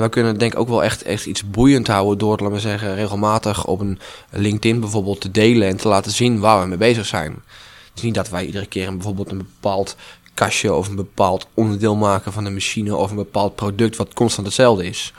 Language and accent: Dutch; Asperen, Gelderland, Netherlands; Dus ik ben mee, mee verhuisd naar Asperen. Mijn, mijn geboorteplaats ook, mijn woonplaats